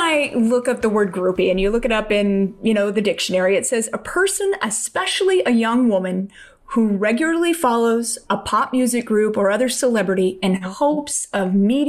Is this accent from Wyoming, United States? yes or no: no; Los Angeles, California, United States; because I grew up in Los Angeles as well. You grew up in the Valley. I grew up out here in the South Bay.